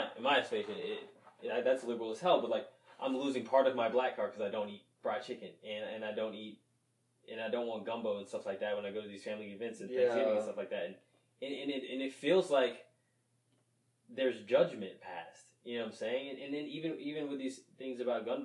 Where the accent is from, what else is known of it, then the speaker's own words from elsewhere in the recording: New Orleans, Louisiana, United States; now in Kingwood, United States; I was born in New Orleans